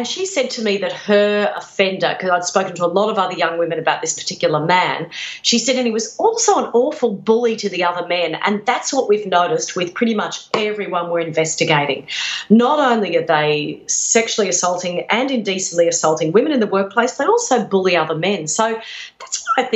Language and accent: English; Redcliffe, Queensland, Australia; Redcliffe on the outskirts of Brisbane, known as Deadcliffe